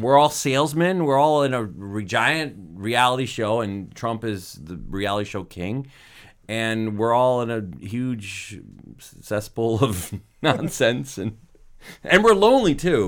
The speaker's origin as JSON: {"language": "English", "region": "Michigan", "country": "United States", "tie": "born or raised there", "said": "I grew up in Michigan"}